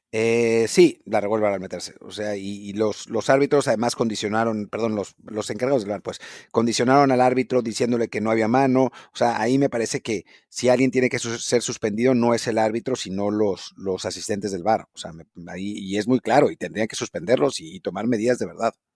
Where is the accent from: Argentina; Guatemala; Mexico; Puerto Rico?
Mexico; nuestro problema como mexicanos